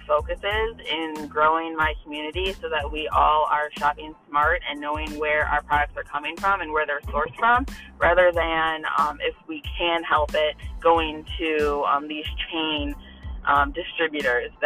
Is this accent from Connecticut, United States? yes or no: no; Toledo, Ohio, United States; now in Holland, Ohio, United States; I grew up in Toledo